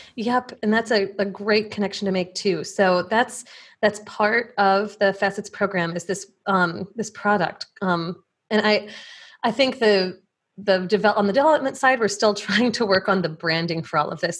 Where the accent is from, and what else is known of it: Plainfield, Illinois, United States; born or raised there